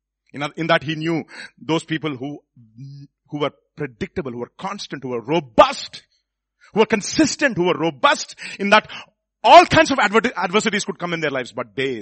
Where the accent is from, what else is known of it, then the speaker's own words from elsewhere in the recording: Hyderabad, Telangana, India; Nen Hyderabad nincha.